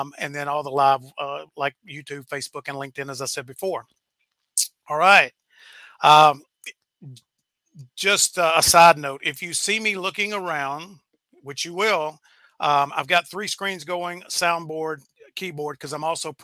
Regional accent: Camden, Arkansas, United States; now in Wylie, United States; We're both Arkansas guys. We grew up probably about 30 miles apart

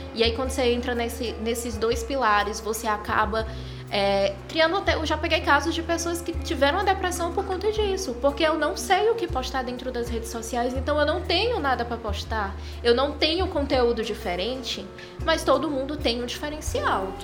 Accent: Ceará, Brazil; a colmeia saiu só da terra aqui do Ceará, somos cearenses por natureza

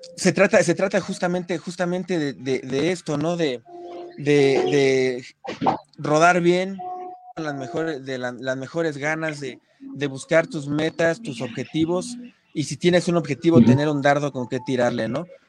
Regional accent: Ecatepec, State of Mexico, Mexico; yo soy del barrio de Catepec, yo vengo de Catepec y, estoy orgullosísimo de mi barrio

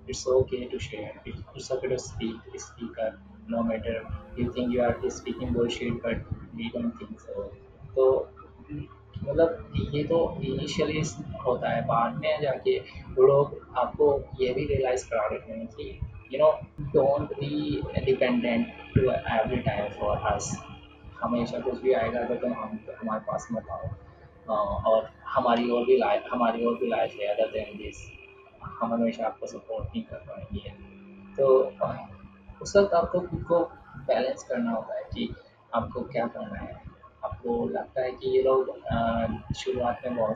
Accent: Muzaffarnagar, Uttar Pradesh, India; also born or lived in Bangalore; और मैं मुजफ्फरनगर से बिलोंग करता हूँ

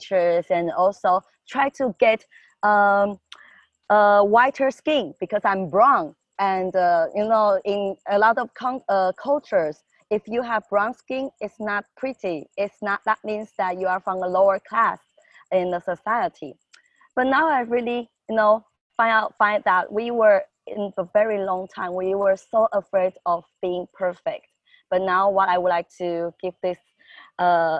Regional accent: Taiwan; I'm from Taiwan.

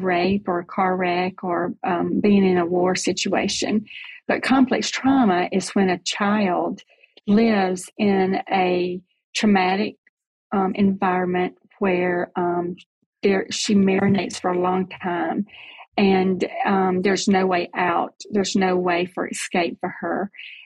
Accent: Selma, Alabama, United States; So I grew up in Selma, Alabama.

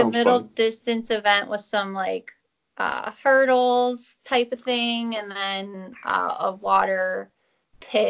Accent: McDonald, Ohio, United States; moved away as an adult; now in Clarksburg, United States; I'm from McDonald, Ohio, and I lived in Ohio for 25 years or so.

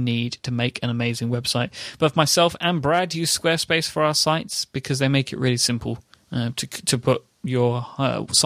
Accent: United Kingdom

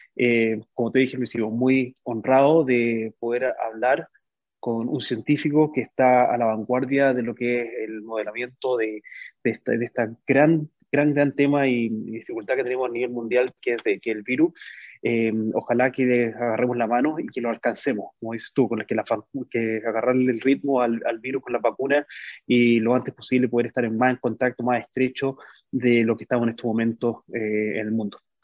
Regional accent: Chile; moved away; nosotros como chilenos

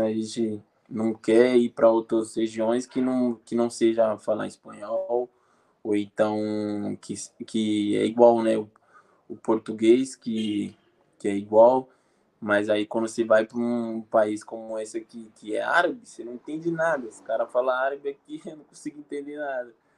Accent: Brazil; moved away as an adult

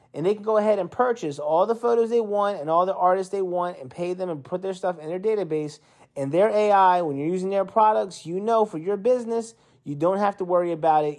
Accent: East Coast, United States; moved away; I'm from the East Coast and I'm used to the winter more

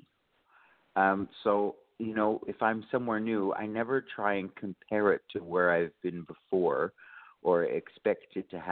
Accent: Canada; now in Brisbane, Australia; I should say I'm all the way from Australia, but I am a Canadian originally

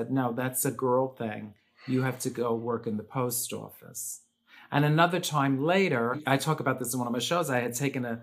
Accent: New York City, New York, United States; I grew up in the Bronx.

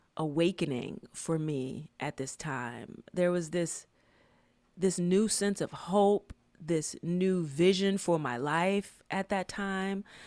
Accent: Atlanta, Georgia, United States; moved away as an adult; I was from Atlanta, and during that time, Atlanta just had some really great hip-hop music.

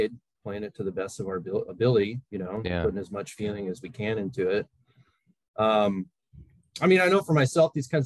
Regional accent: Bend, Oregon, United States; Right now it's a booming resort town, but when we were growing up, I mean, it was just kind of really, it was off the radar

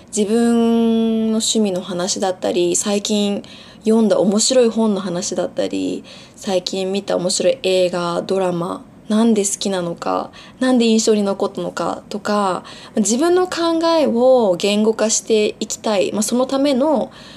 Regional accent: Japan; also born or lived in Bali, Indonesia; 小学校1年生ぐらいの時に、まあ、日本に引っ越してそこからずっと日本です小学校中学校高校大学全部日本の学校を卒業しています

